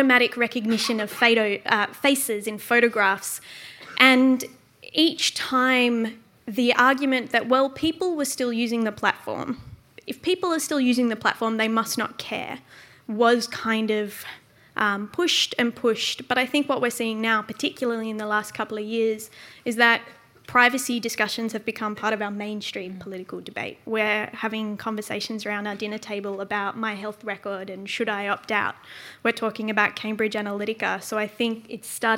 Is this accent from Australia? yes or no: yes; Australia; also born or lived in Netherlands; as an Australian